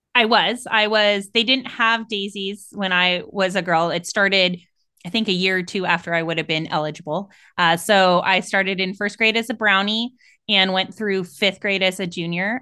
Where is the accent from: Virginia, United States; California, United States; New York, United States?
California, United States; San Francisco Bay Area; I'm from the San Francisco Bay Area, so California